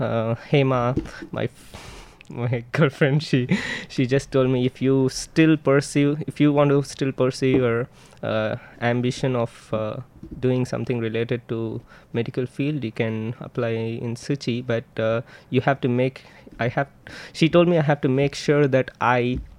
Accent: Chennai, Tamil Nadu, India; moved away as an adult; now in Taiwan; I come from Chennai

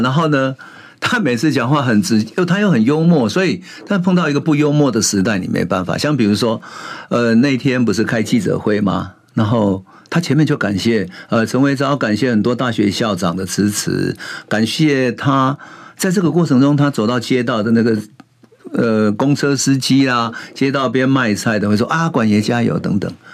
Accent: Taiwan; 我是一九五八年生的嘛，然后 我那时候生的时候，哎，奇怪， 我们乡下都只有那种共同的茅坑啊

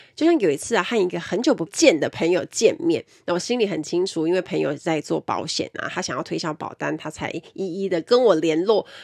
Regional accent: Kaohsiung, Taiwan; 我们都是高雄人

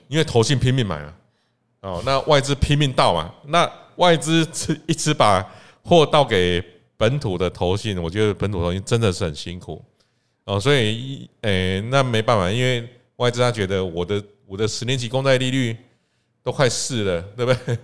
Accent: Taiwan; 我们台湾人

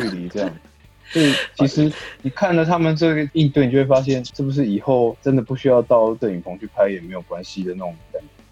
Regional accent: Taiwan; moved away as an adult; also born or lived in Osaka, Japan; now in Hyogo, Japan; 我在台湾的时候都是在城市长大

